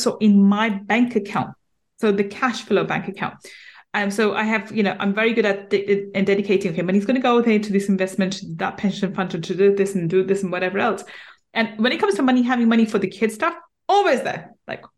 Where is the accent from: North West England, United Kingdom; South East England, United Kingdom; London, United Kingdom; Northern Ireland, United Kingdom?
London, United Kingdom; we grew up in East London, so in a ghetto-like area in East London